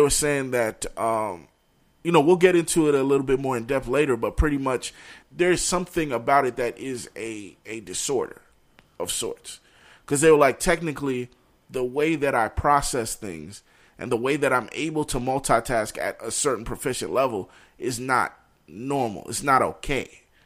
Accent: New York, United States; growing up in New York

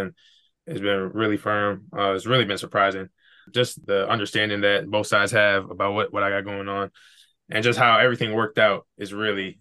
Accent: Brooklyn Park, Minnesota, United States; I'm from Brooklyn Park, Minnesota. It's about 15 miles north of Minneapolis.

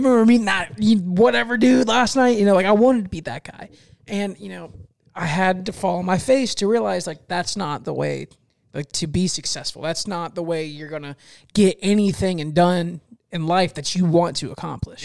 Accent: Fort Meade, United States; Fort Meade, my hometown, it's really small

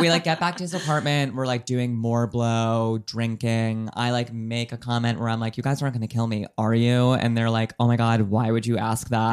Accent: United States

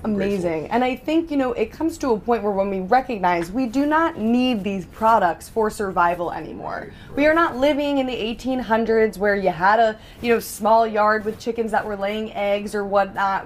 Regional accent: New York, United States; I am a New Yorker myself

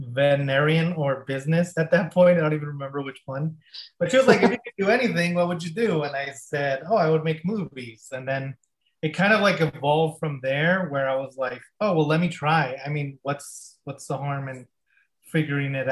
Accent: El Paso, Texas, United States; moved away as an adult; also born or lived in Las Cruces, New Mexico; I'm from El Paso, Texas, and I was going to the school there

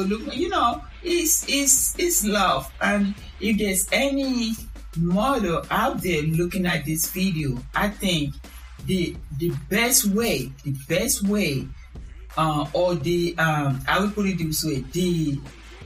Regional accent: Nigeria; moved away; I'm from Nigeria.

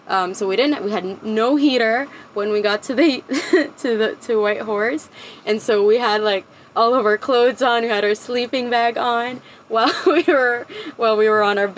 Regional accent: Canada; It was closed to foreign nationals. I'm Canadian, so they wouldn't let me in.

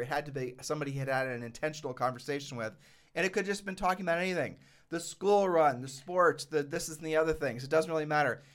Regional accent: Ohio, United States; moved away; I'm just a poor kid from Ohio

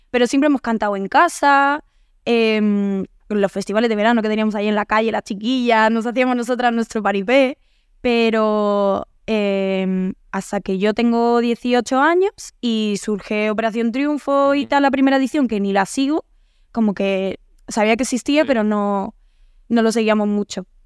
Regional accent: Andalusia, Spain; accent: Andalusian; eh, mi mejor amiga es, de, gallega, vengo de estar en Galicia esta semana, entonces tengo todo un mix. Pero mi madre es de Granada, entonces tengo más acento andaluz que mi hermana, por

